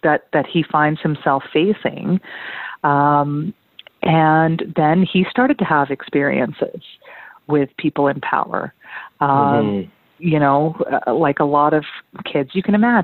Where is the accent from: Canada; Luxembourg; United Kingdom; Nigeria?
Canada; Vancouver, British Columbia; also born or lived in Sri Lanka; growing up in Vancouver, I was a total nerd